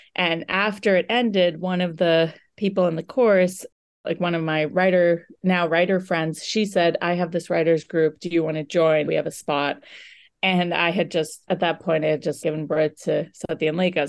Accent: United States; I'm an Indian American female physician who was recently in training

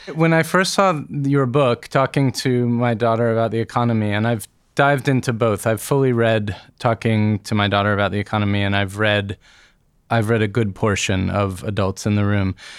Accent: United States; As an American child of the nineteen eighties

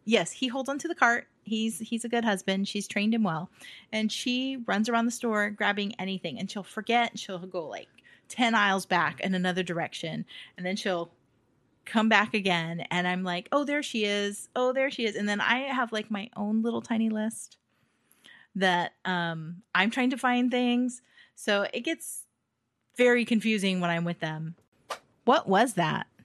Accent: United States; being American, raised American

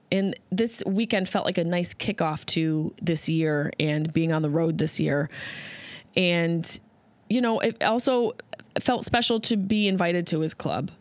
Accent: Syracuse, New York, United States; now in Los Angeles, United States; Syracuse is my hometown.

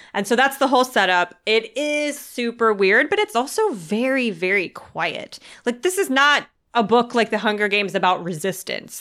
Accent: United States; I'm an American

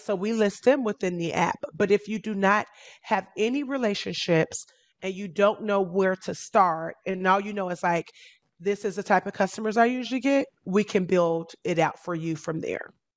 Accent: Chicago, Illinois, United States; now in Miami, United States; I'm originally from Chicago

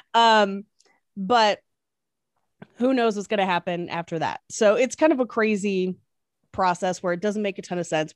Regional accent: East Bay, Northern California, United States; moved away as an adult; also born or lived in Irvine, California; now in Los Angeles, United States; I grew up in California, but specifically Northern California in, uh, the East Bay.

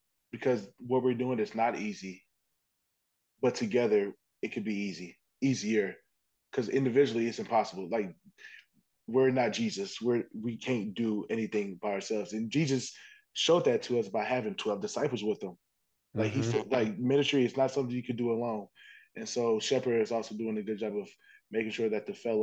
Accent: Indiana, United States; I'm from Indiana. All I know is the flatlands.

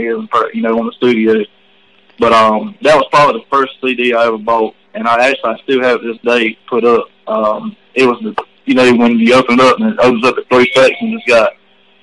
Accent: North Carolina, United States; Growing up in Orlando, Millennium, North Carolina

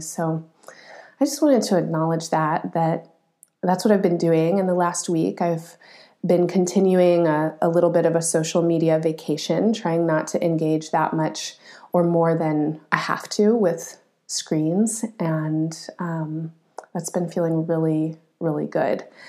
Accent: Colorado, United States; moved away; I grew up in Colorado

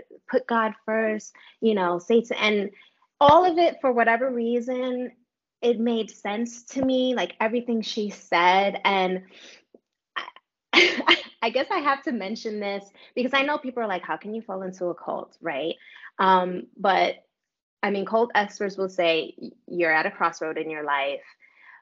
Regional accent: New York City, New York, United States; I'm from New York City. We have a reputation of being standoffish for a reason.

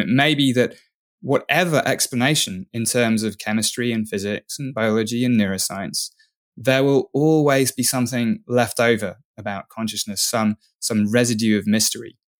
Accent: England, United Kingdom; I'm English

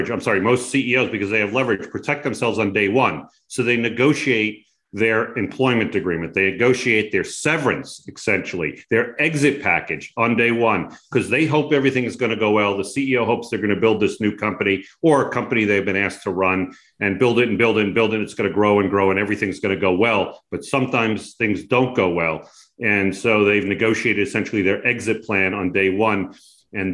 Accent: Long Island, New York, United States; moved away as an adult; now in California, United States; I grew up back on Long Island and came out to California many moons ago

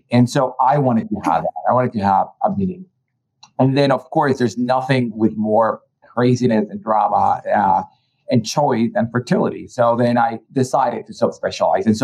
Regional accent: Colombia; born or raised there; now in United States

